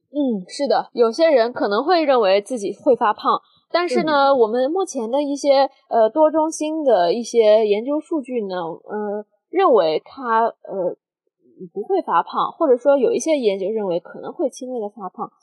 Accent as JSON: {"language": "Chinese", "country": "China", "said": "我们中国嗯。人"}